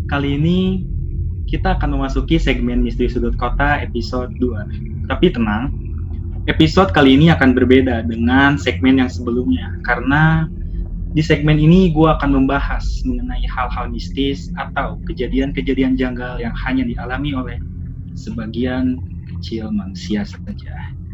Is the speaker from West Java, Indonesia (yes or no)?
yes; Bandung, West Java, Indonesia; Saya berasal dari Bandung dan saya sekarang seorang mahasiswa.